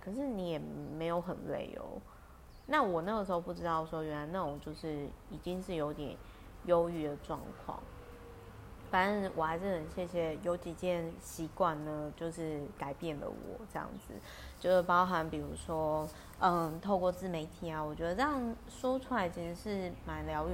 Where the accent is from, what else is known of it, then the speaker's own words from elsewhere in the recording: Taiwan; 我小时候在眷村的时候